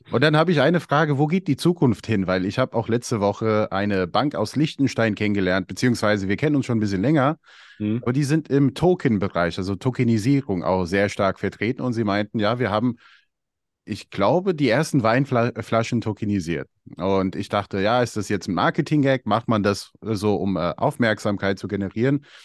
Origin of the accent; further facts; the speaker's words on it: Albania; ich komme ja selber aus Albanien und ich kann auch sagen, wir haben Qualitätswein bei uns